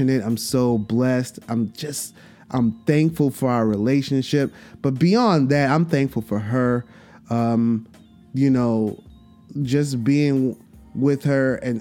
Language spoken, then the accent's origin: English; New York City, New York, United States; in Brooklyn at the Barclay. And I feel like I have to be there. You know what I'm saying? In my hometown